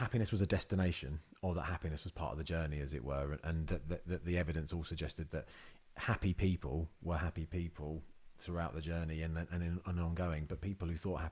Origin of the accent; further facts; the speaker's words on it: Luton, East of England, United Kingdom; growing up in Luton